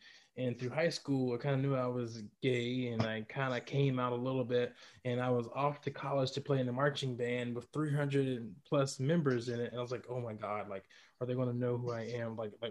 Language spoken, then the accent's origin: English; Atlanta, Georgia, United States; I'm from Atlanta, and everybody knows that's like the gay capital of the South right there.